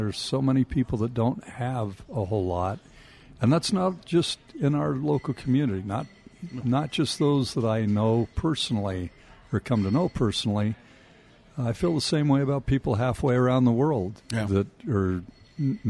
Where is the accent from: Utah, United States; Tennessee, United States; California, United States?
Utah, United States; Salt Lake City; also born or lived in Logan, Utah / Ogden, Utah; we moved away from Logan to Salt Lake City when I was 7. My dad came down as manager of the lumberyard here on 5th East.